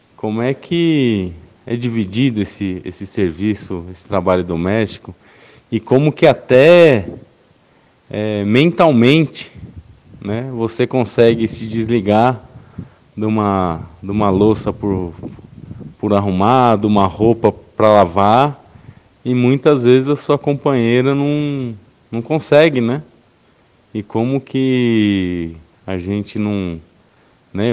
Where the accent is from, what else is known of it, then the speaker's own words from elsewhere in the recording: São Paulo, Brazil; eu sou paulistano, tenho 38 anos